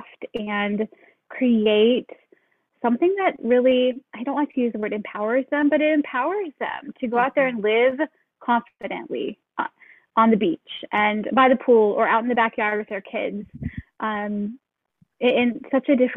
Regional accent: Seattle, Washington, United States; moved away as an adult; now in Hawaii, United States; We are from Seattle

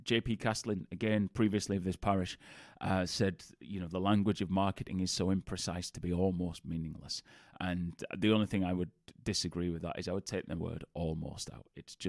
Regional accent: Bradford, Yorkshire and the Humber, United Kingdom; accent: Bradford; of the Bradford accent. As many people think I'm a Geordie, which isn't the case. If you actually go to Newcastle, nobody sounds like me. But I get, are you a Geordie? Where are you from? But we both grew up in Bradford.

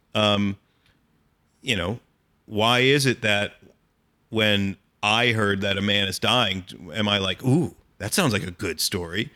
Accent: Allentown, Pennsylvania, United States; when I was, like, twelve or thirteen years old, growing up in Allentown, Pennsylvania

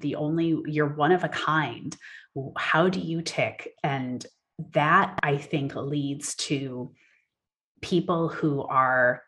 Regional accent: Wisconsin, United States; also born or lived in United Kingdom; now in California, United States; I'm from Wisconsin originally

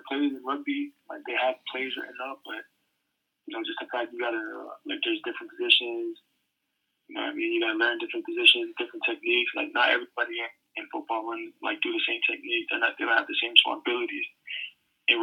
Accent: American Samoa; moved away as an adult; also born or lived in Hawaii / Washington; growing up in Samoa, it was a different lifestyle

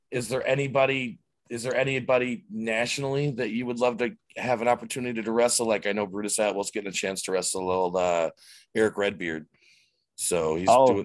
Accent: Fort Lauderdale, Florida, United States; I'm coming from Fort Lauderdale, Miami

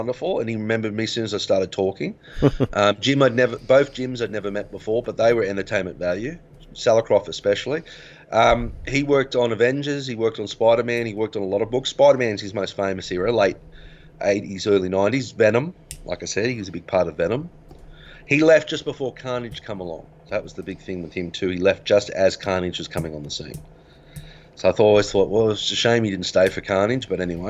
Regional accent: Griffith, New South Wales, Australia; when we grew up in Griffith

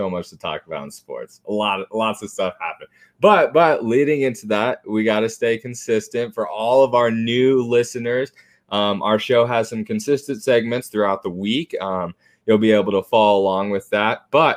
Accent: Arizona, United States; I grew up in Arizona

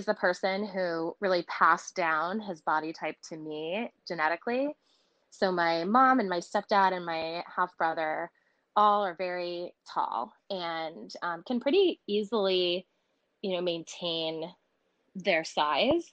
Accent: Connecticut, United States; I grew up in Connecticut, right outside of New York City, about 40 minutes away

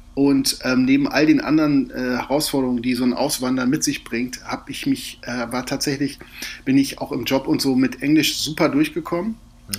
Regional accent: Germany; now in Portugal; als Deutscher

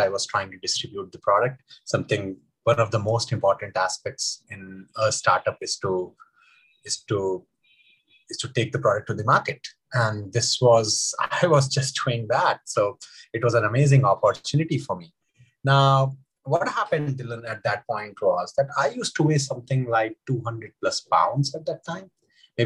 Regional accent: India; I grew up in India, in small towns of India where there is no swimming culture.

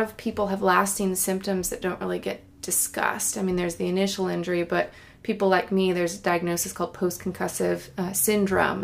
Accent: Granite Bay, California, United States; moved away as an adult; now in Oregon, United States; the town I grew up in is called Granite Bay

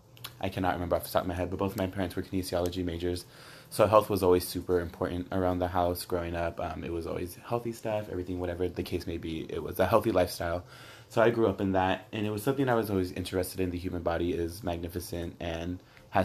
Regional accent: Coachella, California, United States; I have a set job back in my hometown, which is Coachella, at CV High School

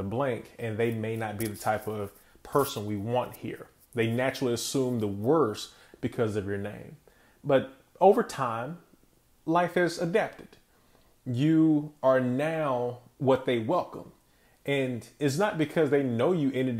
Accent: Wilson, North Carolina, United States; I come from a city where BB&T first started, and BB&T in my hometown is known as being the employer

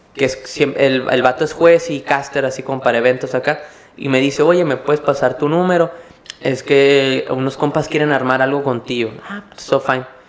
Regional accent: Mexicali, Baja California, Mexico; soy yo de Mexicali

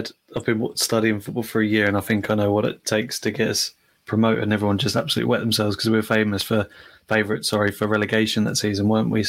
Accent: Ipswich, East of England, United Kingdom; I'm from Ipswich in Colchester area, so about 300 miles away from Blackpool.

